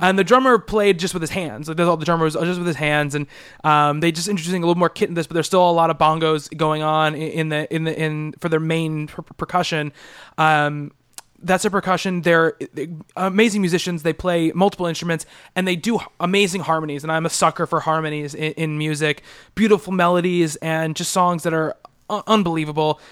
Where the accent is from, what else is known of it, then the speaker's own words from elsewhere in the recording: Long Island, New York, United States; growing up on Long Island